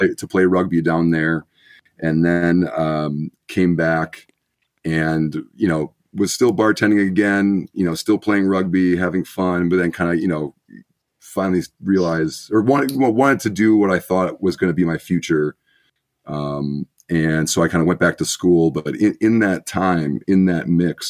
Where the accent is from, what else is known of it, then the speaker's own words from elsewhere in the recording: Milwaukee suburbs, Wisconsin, United States; My family was originally from Milwaukee. We moved out to the suburbs, I want to say when I was 5.